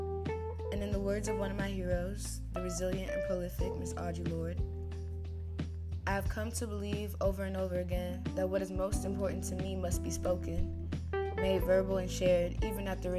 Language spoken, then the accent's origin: English; United States; I'm Panamanian American. So there are different experiences, but we still both grew up in America